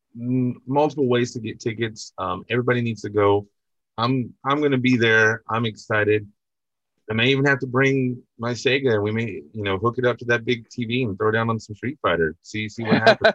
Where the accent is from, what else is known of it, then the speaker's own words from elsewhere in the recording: West Texas, United States; I'm from West Texas